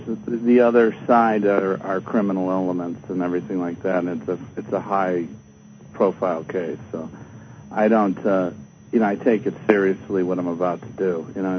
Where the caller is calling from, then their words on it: Cleveland, Ohio, United States; Calling from Cleveland, Ohio.